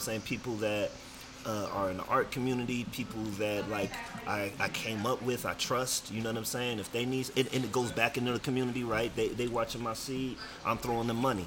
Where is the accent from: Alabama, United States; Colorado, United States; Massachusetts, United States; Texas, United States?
Colorado, United States; Denver; also born or lived in California / Las Vegas; I came out here like middle school, high school.